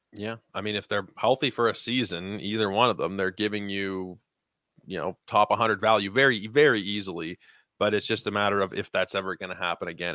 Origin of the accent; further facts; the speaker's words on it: Canada; as a Canadian